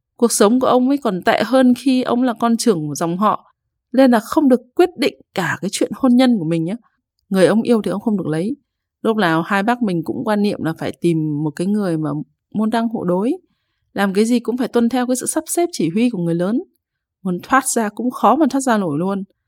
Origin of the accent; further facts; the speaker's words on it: Hai Phong, Vietnam; now in Hanoi, Vietnam; Hồi nhỏ thì ông ở Bắc Ninh còn mình thì ở Hải Phòng